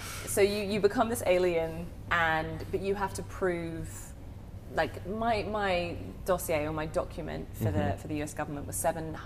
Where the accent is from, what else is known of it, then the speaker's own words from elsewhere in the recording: United Kingdom; accent: British; moved away as an adult; now in Nashville, United States; my southern drawl is hard to distinguish between my British accent.